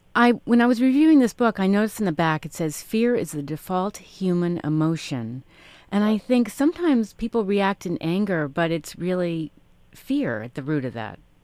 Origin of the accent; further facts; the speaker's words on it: New York City, New York, United States; moved away; I grew up in Manhattan and I lived there for about eight years growing up